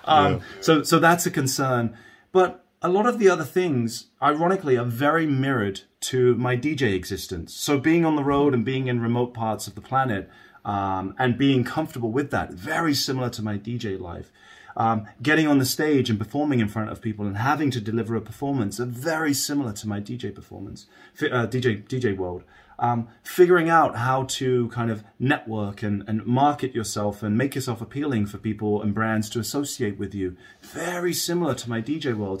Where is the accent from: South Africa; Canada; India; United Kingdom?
United Kingdom; I grew up just outside of London, England